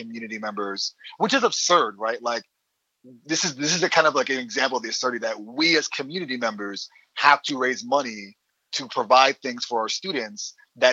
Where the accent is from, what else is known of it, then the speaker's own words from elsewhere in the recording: New York City, New York, United States; moved away; also born or lived in Syracuse, New York; I grew up in the Bronx, I was born in 86 and I grew up in the, you know, late 80s, 90s